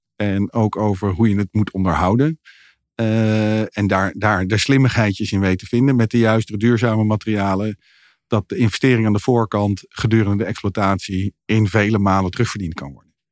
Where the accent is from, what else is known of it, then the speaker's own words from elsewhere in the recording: Netherlands; als Nederlanders